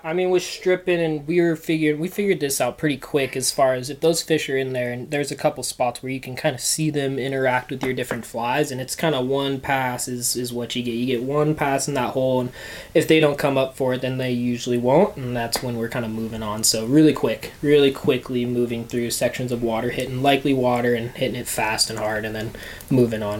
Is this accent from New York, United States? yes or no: no; Bend, Oregon, United States; also born or lived in Bozeman; I was born and raised here in Bend